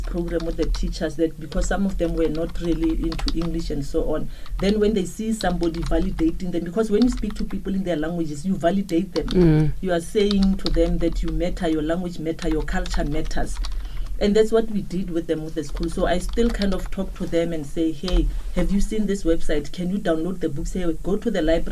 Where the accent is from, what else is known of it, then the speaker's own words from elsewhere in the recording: Kuruman, Northern Cape, South Africa; first language Setswana; English is a second language; I went to work in a library in my hometown. I'm from the Northern Cape in Kuruman, a small town.